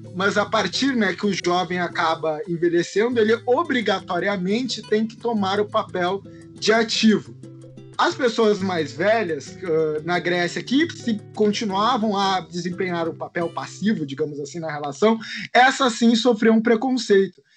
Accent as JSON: {"language": "Portuguese", "town": "Porto Alegre", "region": "Rio Grande do Sul", "country": "Brazil", "said": "Sou de Porto Alegre, do Rio Grande do Sul, estudante de História da Arte."}